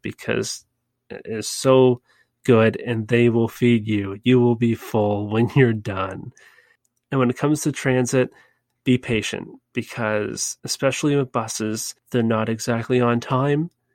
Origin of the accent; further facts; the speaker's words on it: Canada; I'm from Canada